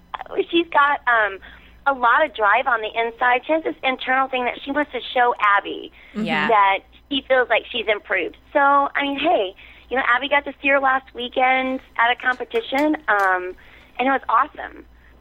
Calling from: Indiana, United States; I'm calling from Indiana.

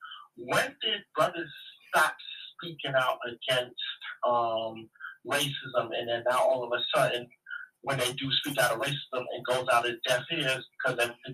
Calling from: New York, United States; calling out of Jamaica, Queens, New York.

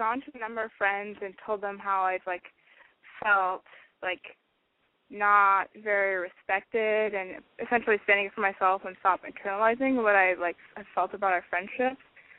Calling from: Washington, United States; I'm 21, and I've called in before. And I guess I'm calling from Washington State.

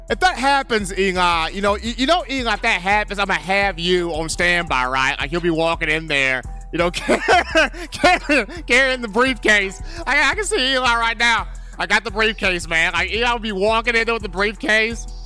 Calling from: Albertville, Alabama, United States; This is …. I'm calling from Albertville.

